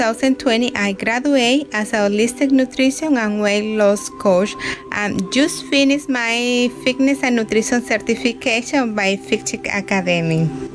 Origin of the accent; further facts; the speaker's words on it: Dominican Republic; moved away as an adult; now in Canada; I am from the Dominican Republic, living in Canada now for almost 5 years.